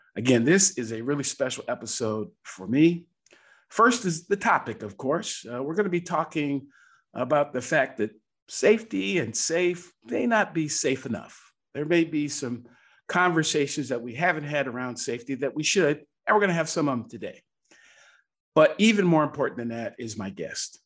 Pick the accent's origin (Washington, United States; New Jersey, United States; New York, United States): Washington, United States; Seattle; I was raised in Seattle, Washington